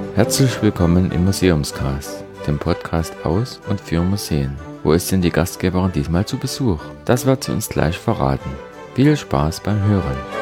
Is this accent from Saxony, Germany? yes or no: yes; Plauen, Saxony, Germany; ich bin in Blauen geboren, war jetzt nicht immer nur hier